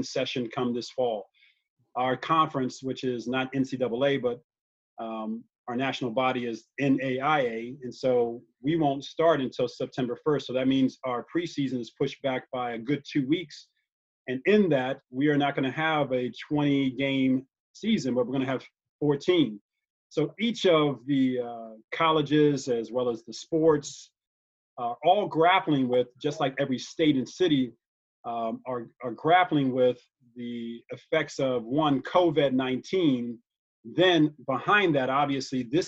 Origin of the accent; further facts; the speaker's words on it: United States; I happen to be an American. I'm an American